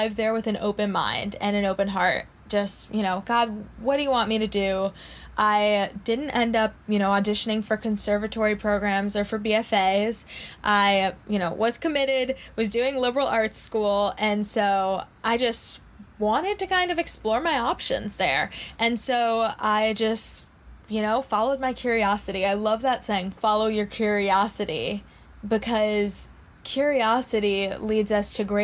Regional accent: New York City, New York, United States; I grew up in New York City, born and raised in an apartment in the middle of Manhattan

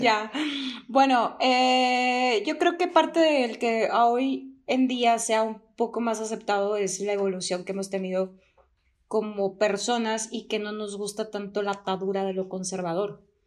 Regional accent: Durango, Mexico; moved away; es de donde soy oriunda

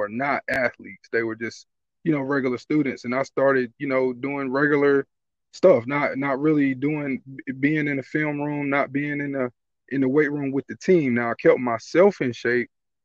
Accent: Greensboro, North Carolina, United States; now in Pittsburgh, United States; I'm from Greensboro, North Carolina

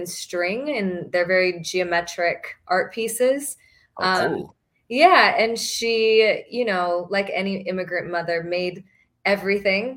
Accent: Fort Worth, Texas, United States; I grew up in Fort Worth, Texas, and went to majority white schools.

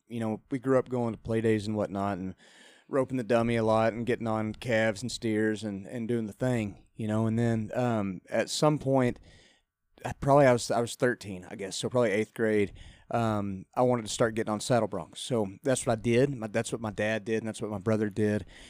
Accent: Lubbock, Texas, United States; moved away as an adult; also born or lived in College Station, Texas; now in Nashville, United States; I grew up in Lubbock, but went to school at Texas A&M.

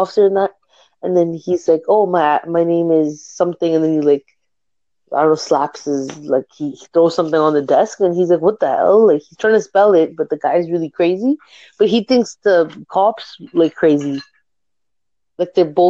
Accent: Canada; I'm from Canada.

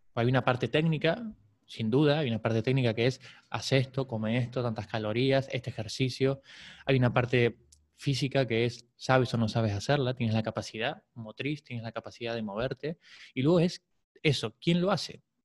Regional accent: Buenos Aires, Argentina; moved away as an adult; now in Barcelona, Spain; Nací en Buenos Aires, a los 21 me vine aquí, hoy tengo 39

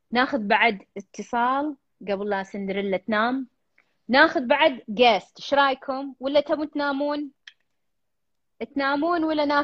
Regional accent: Iraq; من العراق

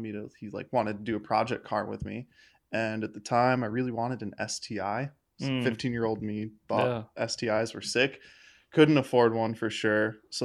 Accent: Kinderhook, New York, United States; Outside of Albany, New York.

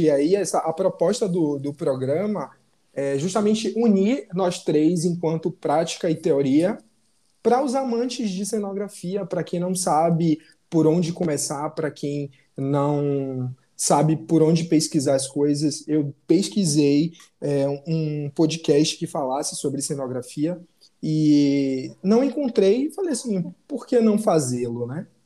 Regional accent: Salvador, Bahia, Brazil; moved away as an adult; now in Rio de Janeiro, Brazil; Eu sou baiano, de Salvador, mas hoje eu moro no Rio

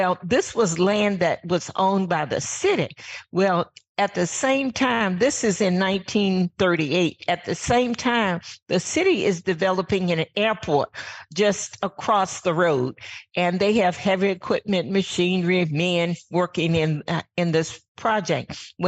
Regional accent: Virginia, United States; I am from Virginia. Grew up on a farm

